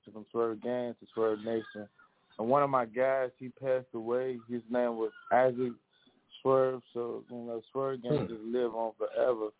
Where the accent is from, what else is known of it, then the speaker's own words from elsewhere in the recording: Chicago, Illinois, United States; I'm from Chicago, West Side, K-Town, to be exact.